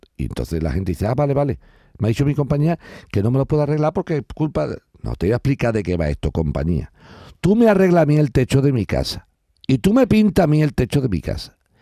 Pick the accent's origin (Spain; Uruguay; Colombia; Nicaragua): Spain; yo como español